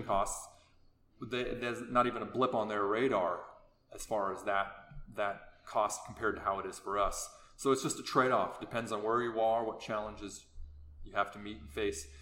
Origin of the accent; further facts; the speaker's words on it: Anchorage, Alaska, United States; now in Palmer, United States; I grew up in Anchorage, but we've been in Palmer about 15 years now